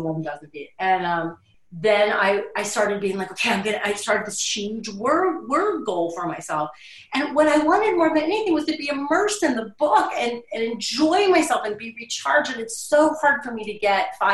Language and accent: English; Florida, United States; I grew up in Florida